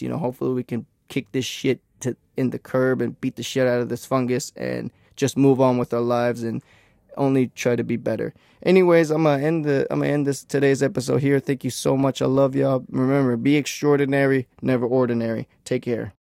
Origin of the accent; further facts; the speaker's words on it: Texas, United States; I'm from Texas